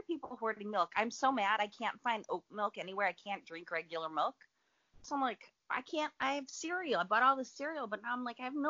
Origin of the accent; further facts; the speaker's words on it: Chicago, Illinois, United States; now in Los Angeles, United States; I'm from Chicago.